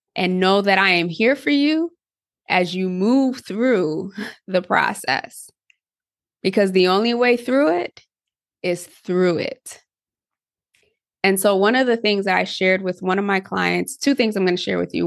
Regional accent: Connecticut, United States; I grew up in Connecticut

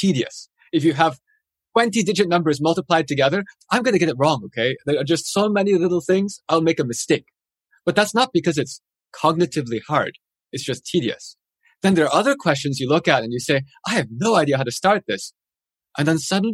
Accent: Madison, Wisconsin, United States; now in Pittsburgh, United States; I grew up in Madison, Wisconsin

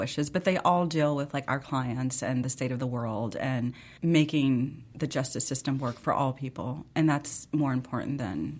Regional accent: Memphis, Tennessee, United States; I grew up in Memphis listening

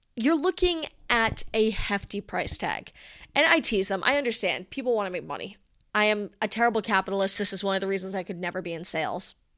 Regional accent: Rhode Island, United States; I come from Rhode Island.

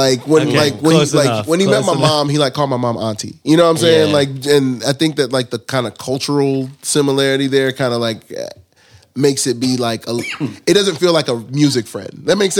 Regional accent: Nigeria; I've always like tell people like I'm Nigerian.

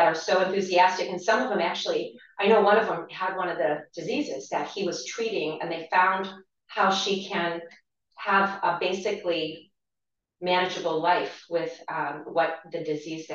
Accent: Dover, Ohio, United States; now in Independence, United States; We're both from Tuscarawas County. I'm from Dover

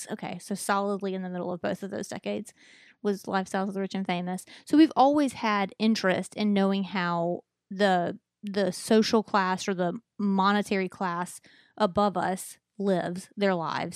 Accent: Mobile, Alabama, United States; I was b, y, born and raised here in Mobile

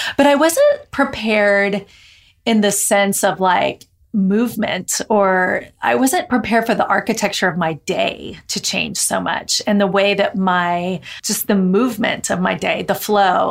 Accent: Texas, United States; I'm in from Texas

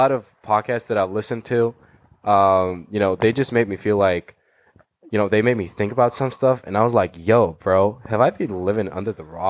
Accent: Georgia; moved away as an adult; now in Los Angeles, United States; I'm from Republic of Georgia. Not the state of Georgia. The country in Eastern Europe.

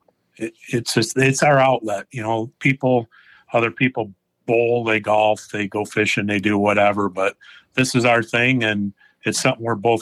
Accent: Michigan, United States; Also from Michigan

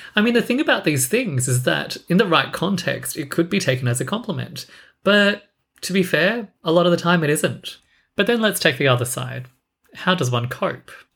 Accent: Australia; I was born in Australia

